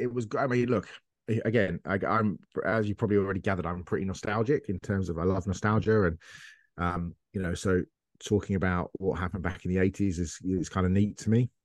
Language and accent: English; England, United Kingdom; I'm English